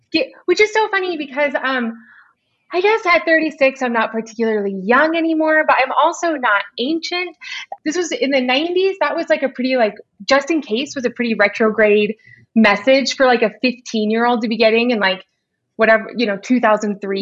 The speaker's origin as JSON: {"language": "English", "area": "Orange County", "region": "Southern California", "country": "United States", "tie": "born or raised there", "said": "I grew up in Orange County"}